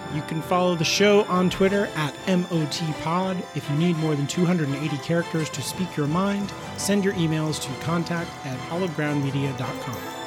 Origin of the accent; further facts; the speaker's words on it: United States; I was taught as an American.